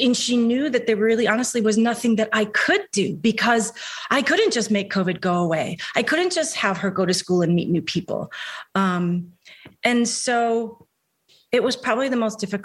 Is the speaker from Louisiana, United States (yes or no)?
no; Delaware, United States; also born or lived in New York / Los Angeles; now in Virginia, United States; I'm from Delaware originally, lived in New York for 10 years, lived out in LA for 25